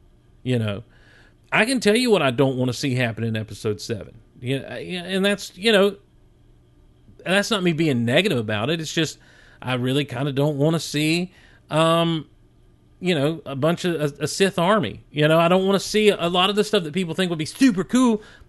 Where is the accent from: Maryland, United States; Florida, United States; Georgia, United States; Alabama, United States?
Georgia, United States; Madison; I grew up in Madison, Georgia. Shout out to Madison, Georgia.